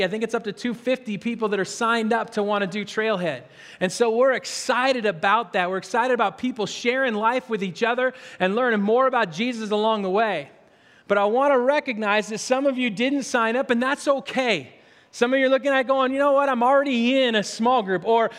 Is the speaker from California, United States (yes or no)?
no; Spokane, Washington, United States; when I grew up in Spokane